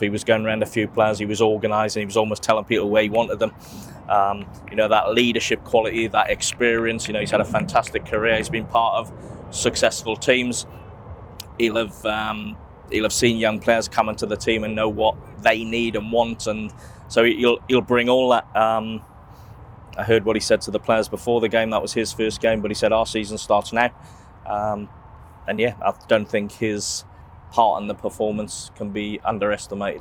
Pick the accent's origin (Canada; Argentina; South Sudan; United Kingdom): United Kingdom; England; as an Englishman